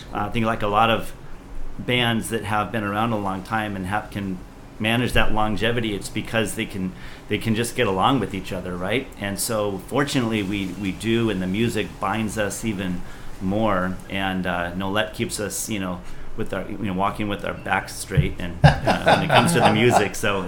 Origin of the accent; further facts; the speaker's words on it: Philippines; I think he still lives in Hawaii that I grew up with in the Philippines.